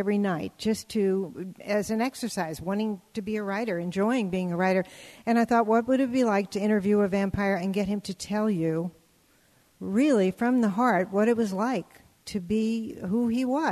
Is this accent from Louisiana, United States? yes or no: yes; New Orleans, Louisiana, United States; moved away; I was born in New Orleans, very old-fashioned city